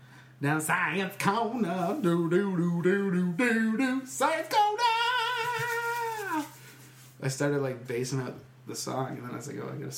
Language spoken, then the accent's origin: English; England, United Kingdom; I was bullied at this bar by French people for being English. There's no other reason for them to give me that other than we were the only English people in that bar.